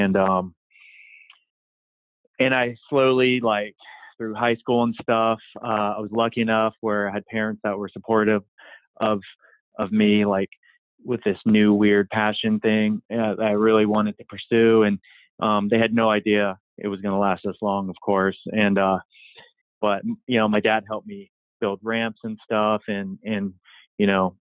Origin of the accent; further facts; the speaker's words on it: Virginia, United States; I grew up in Virginia on the East Coast, and, no sidewalks, kind of grew out in the country area of Virginia